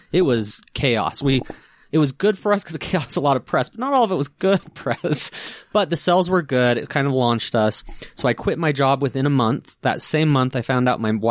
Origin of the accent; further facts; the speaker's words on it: Ogden, Utah, United States; I grew up in Utah.